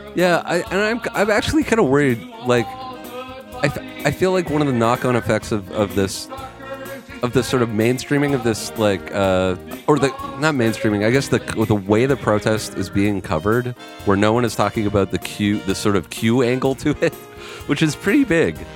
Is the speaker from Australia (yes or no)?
no; Canada; I'm Canadian.